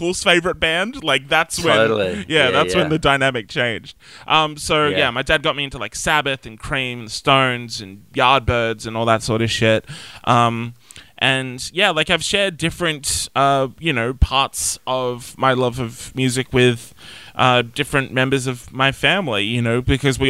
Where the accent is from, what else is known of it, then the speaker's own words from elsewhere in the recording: Nowra, New South Wales, Australia; also born or lived in Wollongong; Growing up in Nowra, there really wasn't anything.